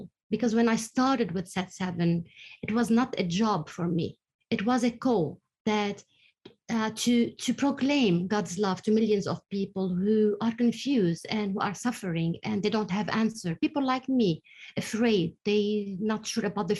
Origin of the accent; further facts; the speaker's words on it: Lebanon; I'm from Lebanon. I was born during the war in Lebanon